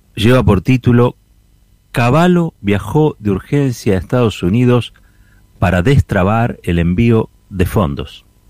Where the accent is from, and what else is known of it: Argentina